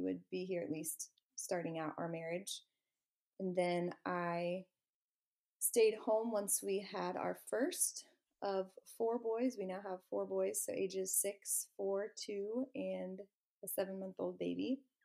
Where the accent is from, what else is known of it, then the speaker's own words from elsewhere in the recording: Orlando, Florida, United States; also born or lived in Gainesville, Florida / Athens, Georgia; now in Panama City, United States; I grew up in Orlando